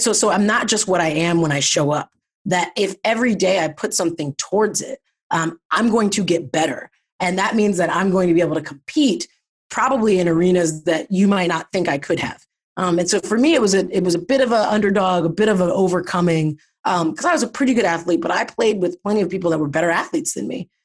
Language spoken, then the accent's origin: English; Pickerington, Ohio, United States; moved away as an adult; I'm from Ohio. I grew up in Ohio, um, a little suburb of Columbus called Pickerington.